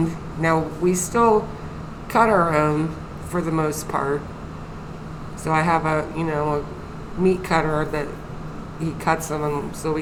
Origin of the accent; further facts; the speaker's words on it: Athens, Ohio, United States; I was born in Athens. Actually, I was born right up the street here.